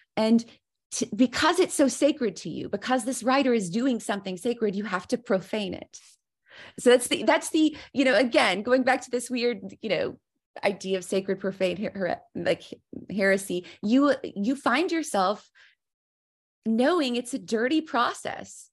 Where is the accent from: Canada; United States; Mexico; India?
United States; the South; growing up in the South where there's a lot of idiomatic language